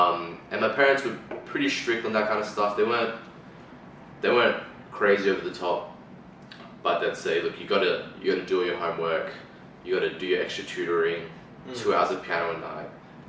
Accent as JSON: {"language": "English", "town": "Brisbane", "region": "Queensland", "country": "Australia", "tie": "born or raised there", "said": "I was born in Brisbane, so born here. My parents immigrated over, so my dad immigrated over about 25 years ago."}